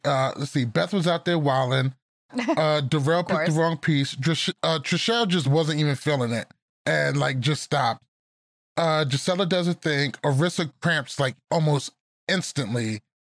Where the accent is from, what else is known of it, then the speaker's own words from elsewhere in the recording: Roosevelt, New York, United States; moved away; I'm from Roosevelt, New York. Our high school is called the Roosevelt Rough Riders